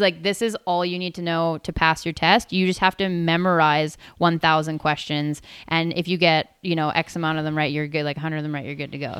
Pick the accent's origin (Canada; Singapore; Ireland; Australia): Canada; Tsawwassen, British Columbia; moved away as an adult; now in Whistler, Canada; I left and went down to Towson again, where I grew up